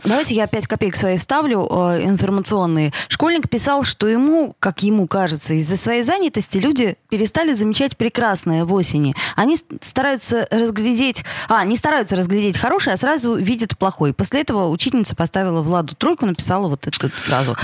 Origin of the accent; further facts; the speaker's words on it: Saint Petersburg, Russia; мы ленинградцы, петербуржцы